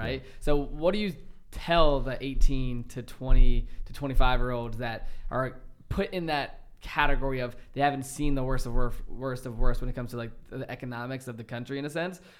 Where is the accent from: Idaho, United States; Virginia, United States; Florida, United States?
Virginia, United States; a small town in; coming from a small town in Virginia